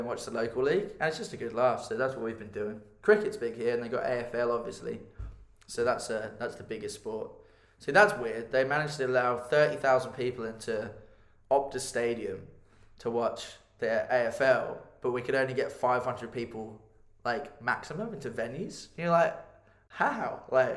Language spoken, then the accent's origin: English; Milton Keynes, South East England, United Kingdom; moved away; I grew up in Milton Keynes, or just outside Bedfordshire, Buckinghamshire area